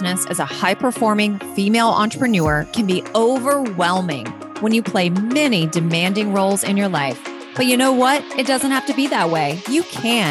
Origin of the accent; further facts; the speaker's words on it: Pittsboro, North Carolina, United States; I grew up in Pittsboro, North Carolina, which is very small Southern town